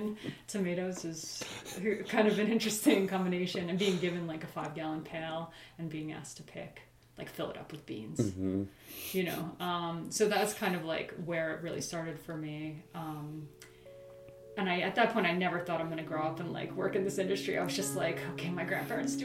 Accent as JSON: {"language": "English", "town": "Accord", "region": "New York", "country": "United States", "tie": "born or raised there", "said": "I grew up in Accord, actually, which is not too far from here"}